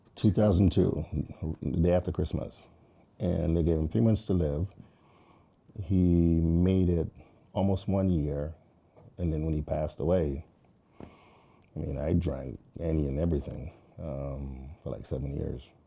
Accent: Jamaica; moved away; growing up in Jamaica, that's how life was

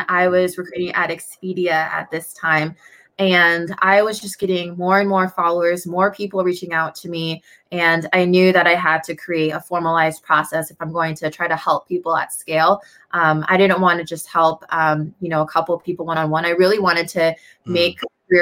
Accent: DuPont, Washington, United States; I am in DuPont, Washington. It's about an hour and a half south of Seattle, right here at my parents' house in my high school bedroom

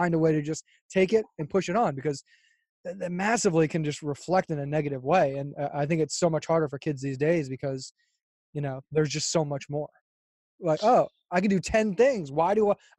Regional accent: Fort Lauderdale, Florida, United States; now in Los Angeles, United States; I'm from Florida, and I mean, Fort Lauderdale, it's beautiful

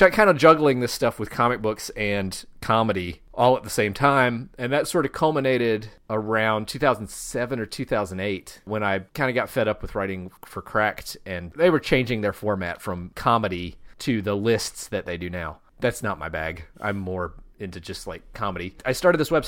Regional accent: Shelby, North Carolina, United States; also born or lived in Asheville, North Carolina; I grew up in Shelby, North Carolina, which is a town that is about an hour west of Charlotte

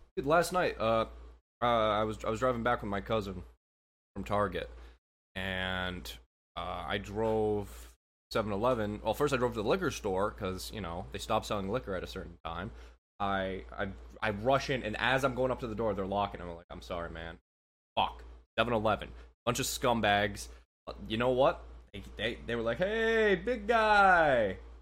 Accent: United States; I'm an American

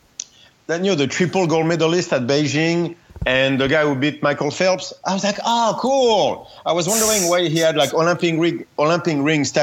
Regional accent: Paris, Île-de-France, France; moved away; I come from Paris

